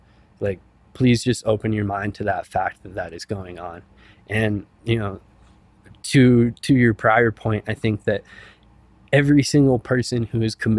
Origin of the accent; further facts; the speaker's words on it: Silverthorne, Colorado, United States; in places like my hometown of Silverthorne and Summit County.